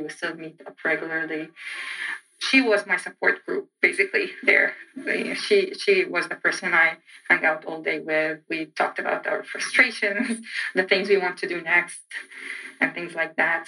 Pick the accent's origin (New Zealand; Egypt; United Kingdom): Egypt; English is a second language; moved away as an adult; now in United States; I'm from Egypt